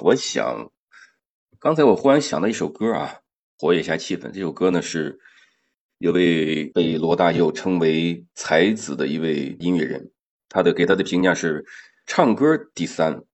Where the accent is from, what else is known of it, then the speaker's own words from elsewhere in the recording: Shandong, China; moved away; 从我们老家，山东老家的传统来讲